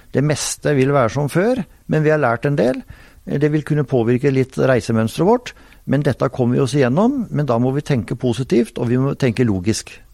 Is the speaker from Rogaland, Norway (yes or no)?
no; Telemark, Norway; der jeg kommer fra, på Hardangervidda i Telemark